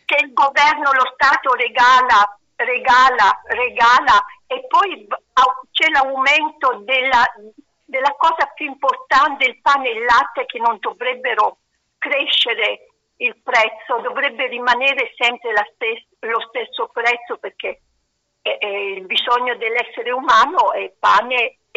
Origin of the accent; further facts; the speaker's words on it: Città di Castello, Umbria, Italy; sono di Città di Castello